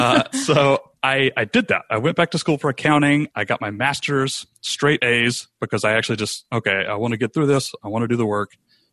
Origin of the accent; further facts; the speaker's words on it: Rome, Georgia, United States; we decided to move back to Rome, Georgia, which is mm-hmm. where I'm broadcasting from right now. It's my hometown. I grew up here.